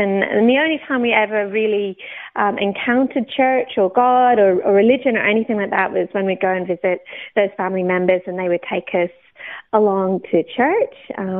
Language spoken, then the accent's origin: English; Oxford, South East England, United Kingdom; also born or lived in Newcastle / Banchory, Scotland; now in Australia; I'm not Australian. I was born in the UK. I was actually born in Newcastle, brought up in Oxford until I was about 10, and then we moved up to Scotland.